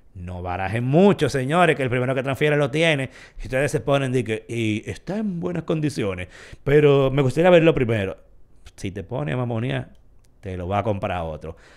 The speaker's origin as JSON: {"language": "Spanish", "country": "Dominican Republic", "said": "como todo dominicano"}